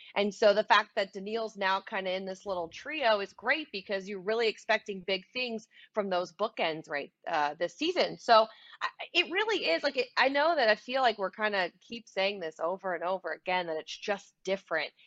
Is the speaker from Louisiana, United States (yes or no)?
yes; New Orleans, Louisiana, United States; I'm from New Orleans, Louisiana